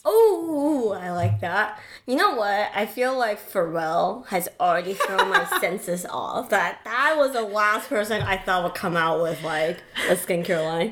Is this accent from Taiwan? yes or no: yes; Taiwan; moved away; I grew up in Taiwan